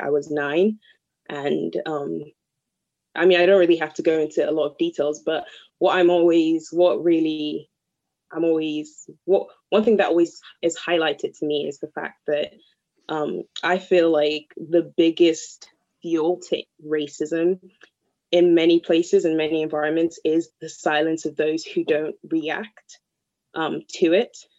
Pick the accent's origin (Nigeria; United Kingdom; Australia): Nigeria; moved away; the culture I'm from and growing up in Nigeria